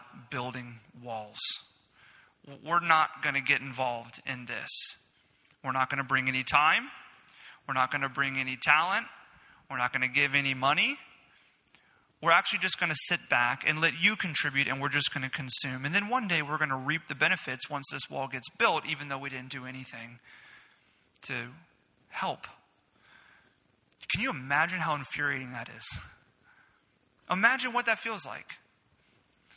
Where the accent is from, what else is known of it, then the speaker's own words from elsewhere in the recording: Florida, United States; growing up in Florida